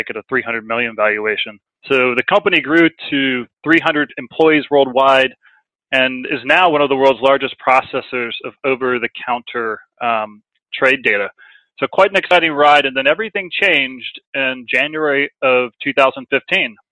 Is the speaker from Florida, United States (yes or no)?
yes; Tampa, Florida, United States; moved away as an adult; also born or lived in New York City, United States; now in United Kingdom; I'm originally from Tampa Bay, Florida